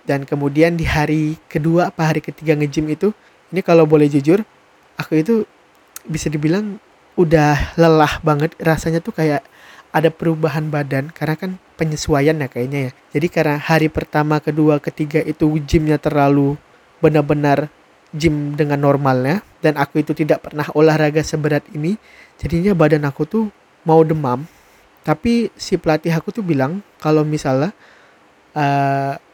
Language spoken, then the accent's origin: Indonesian; Sintang, West Kalimantan, Indonesia; pergi keluar kota, dari kota aku, yaitu Sintang, pergi ke kota lain